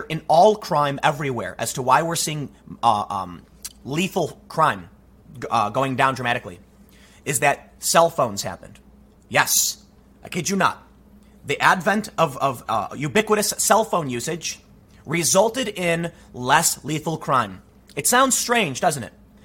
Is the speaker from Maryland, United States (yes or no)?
no; Chicago, Illinois, United States; I'm from Chicago